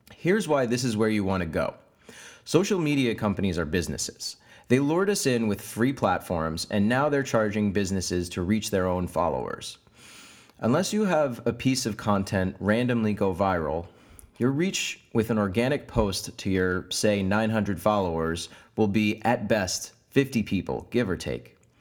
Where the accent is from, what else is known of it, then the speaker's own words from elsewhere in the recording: United States; moved away as an adult; now in Oslo, Norway; I'm an American digital marketer who's just moved to Oslo in Norway